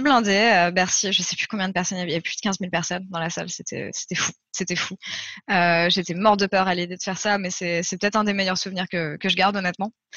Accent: France; je suis française

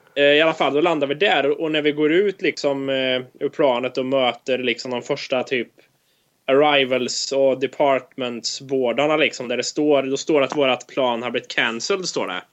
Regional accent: Sweden; now in United States; när vi säger att vi är från Sverige

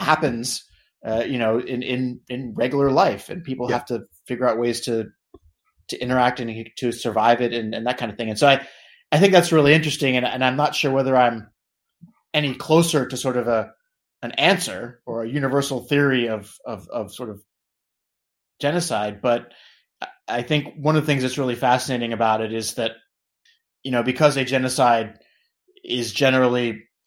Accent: United States; I'm obviously American.

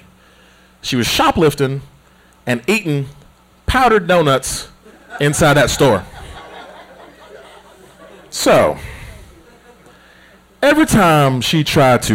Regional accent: United States; Growing up in Smoky Mountains

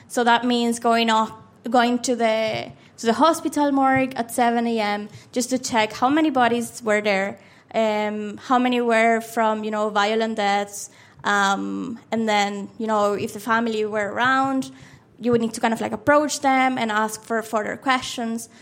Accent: Maracaibo, Zulia, Venezuela; first language Spanish; English is a second language; moved away as an adult; now in Dublin, Ireland; the place that you were born and raised, and that's Venezuela

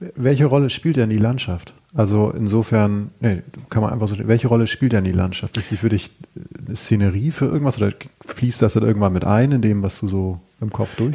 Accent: Schleswig-Holstein, Germany; ich stamme aus Schleswig-Holstein

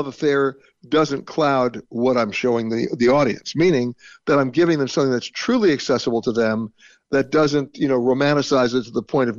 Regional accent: United States; as an American

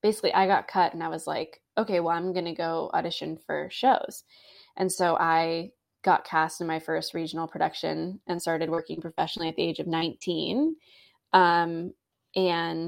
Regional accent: Bay Area, California, United States; moved away as an adult; also born or lived in Orange County, California; now in New York City, United States; I am from California and born and raised there, grew up in the Bay Area, and I lived there until I went to college

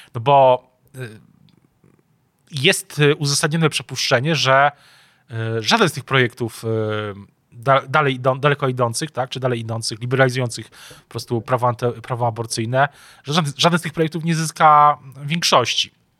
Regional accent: Kraków, Lesser Poland, Poland; nie tylko my jesteśmy z Krakowa

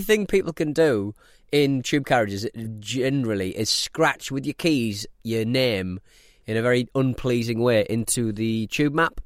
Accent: north of Scotland, United Kingdom; we're from Scotland and north of Scotland

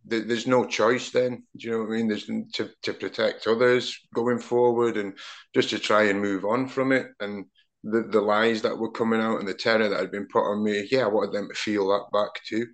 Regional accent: Aberdeen, Scotland, United Kingdom; now in Manchester, United Kingdom; growing up in Aberdeen at that time when they dominated pretty much Europe and Scottish football

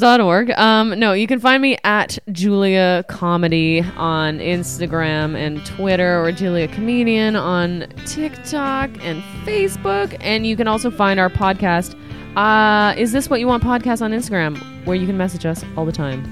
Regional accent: Ottawa, Ontario, Canada; moved away; I'm from Canada." He's like, "Where?" I'm like, "Ottawa."

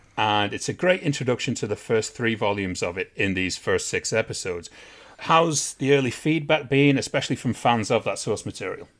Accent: England, United Kingdom; I'm English.

